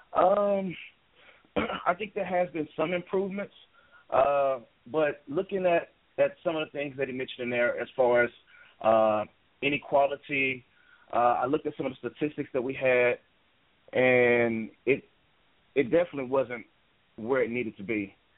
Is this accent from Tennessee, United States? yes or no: yes; Memphis, Tennessee, United States; also born or lived in Minneapolis, Minnesota; I was born and raised in Memphis